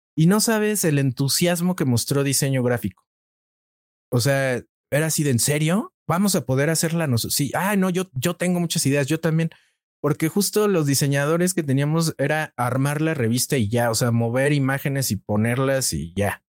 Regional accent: Mexico; soy un reportero mexicano

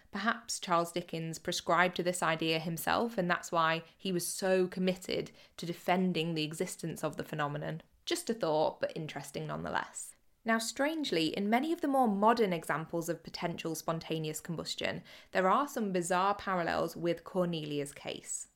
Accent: Cheshire and Greater Manchester, North West England, United Kingdom; I grew up in Cheshire and Greater Manchester

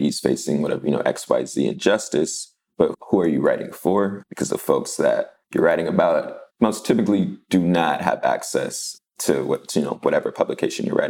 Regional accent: Los Angeles, California, United States; I grew up in Wilmington in the Harbor City area of Los Angeles

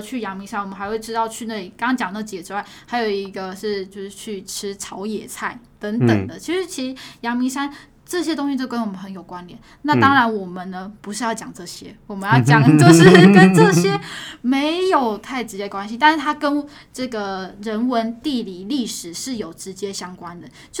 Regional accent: Taipei, Taiwan; 其实我的老家在这上面

